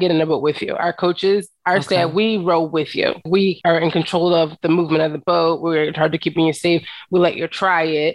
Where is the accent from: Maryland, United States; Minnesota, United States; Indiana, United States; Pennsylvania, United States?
Pennsylvania, United States; Philadelphia; I'm from the hood. You know what I mean? I grew up in West Philadelphia.